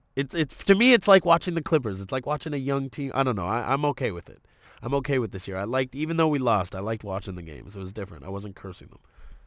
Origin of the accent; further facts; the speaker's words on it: Toronto, Ontario, Canada; I grew up in Toronto